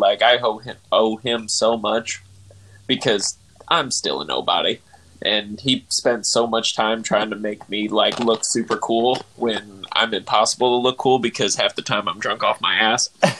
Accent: Laguna Hills, California, United States; I was born in Laguna Hills, California.

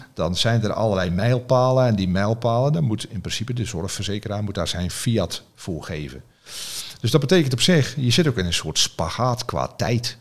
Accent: Zeelandic Flanders, Netherlands; ik zit in Zeeuws-Vlaanderen, waar ik vandaan kom

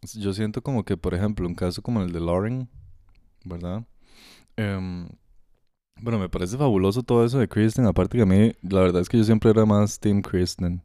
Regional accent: Costa Rica; aquí en el país, ¿verdad? Costa Rica

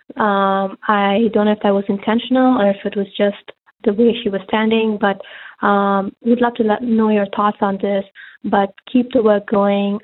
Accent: India; moved away; I'm originally from India

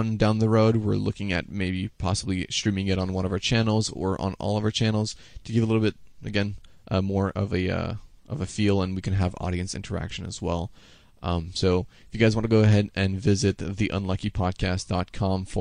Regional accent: Canada; I'm Canadian.

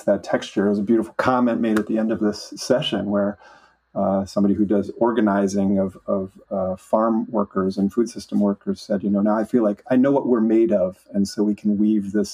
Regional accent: Flint, Michigan, United States; I was raised in Flint, Michigan

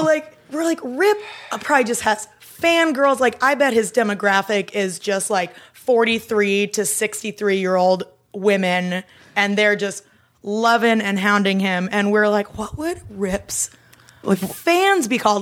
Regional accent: Iowa, United States; I grew up in Iowa

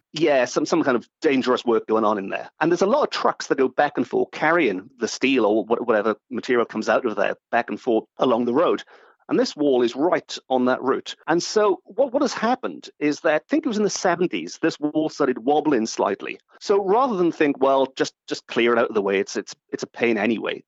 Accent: Port Talbot, Wales, United Kingdom; I grew up in Port

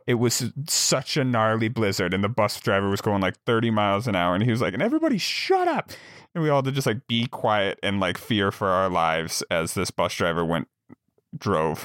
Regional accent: Jackson, Wyoming, United States; now in Montana, United States; I grew up in Jackson, Wyoming

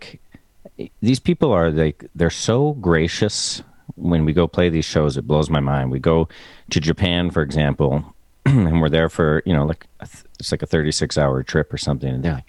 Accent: Canada; we grew up in Canada

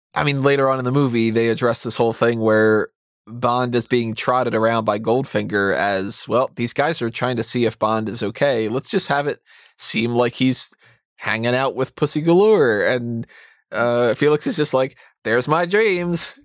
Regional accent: United States; as an American

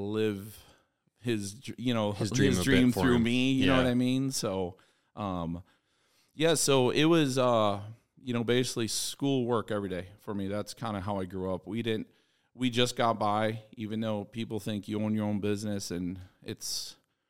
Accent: outside Chicago, Illinois, United States; also born or lived in Pike County, Illinois / Sicily (father); I grew up outside Chicago.

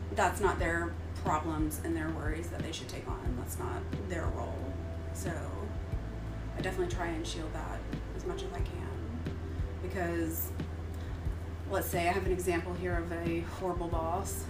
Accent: Tennessee, United States; moved away; I'm from Tennessee

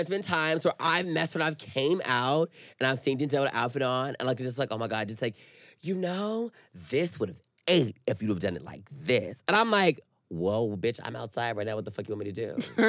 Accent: the South, United States; even growing up in the South, you care about everybody's opinion.

